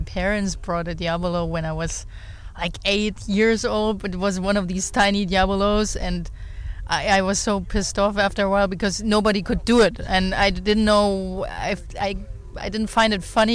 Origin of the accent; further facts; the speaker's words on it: Germany; I'm from Germany, but our company is based in France